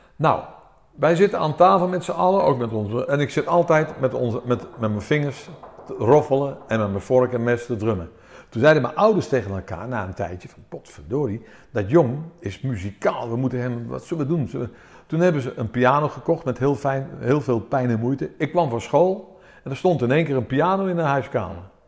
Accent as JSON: {"language": "Dutch", "town": "Amersfoort", "region": "Utrecht", "country": "Netherlands", "tie": "born or raised there", "also_born_or_lived": "Athens, Greece", "said": "En toen kwamen wij naar Amersfoort. En hier ben ik opgegroeid, in Amersfoort"}